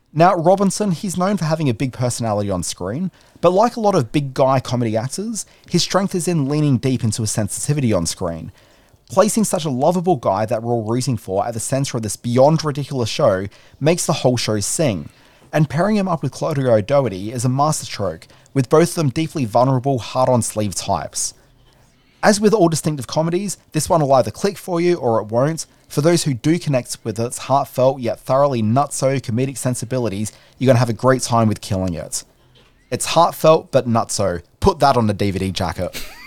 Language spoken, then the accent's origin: English; Australia; we're Australians